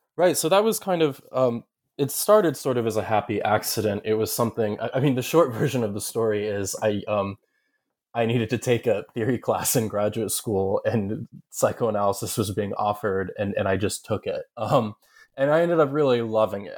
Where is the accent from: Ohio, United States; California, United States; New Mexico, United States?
Ohio, United States; Southern; moved away as an adult; also born or lived in upstate New York / Kentucky / Massachusetts / Connecticut; I grew up in Southern Ohio, uh, though I'm from ups, upstate New York